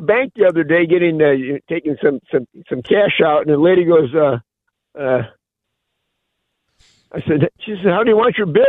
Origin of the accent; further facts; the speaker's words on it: Buffalo, New York, United States; when I was growing up in Buffalo